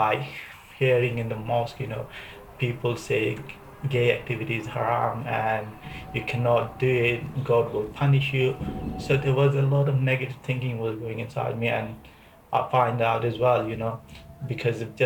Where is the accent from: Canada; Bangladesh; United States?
Bangladesh; Dhaka, Dhaka Division; moved away as an adult; now in United Kingdom; I'm from Dhaka, Bangladesh.